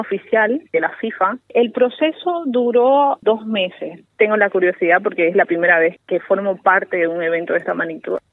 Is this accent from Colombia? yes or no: no; Bolivia; moved away as an adult; now in Doha, Qatar; en mi país, Bolivia